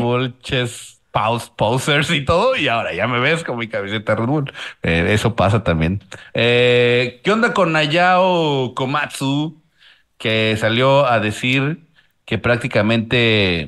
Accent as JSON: {"language": "Spanish", "country": "Mexico", "said": "como mexicano"}